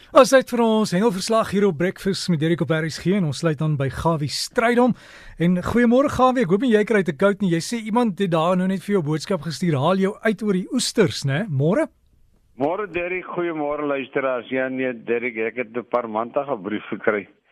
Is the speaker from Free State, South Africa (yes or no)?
no; Klein Brak River, Western Cape, South Africa; ek het as kind in Kleinwrak rivier omgewing groot geword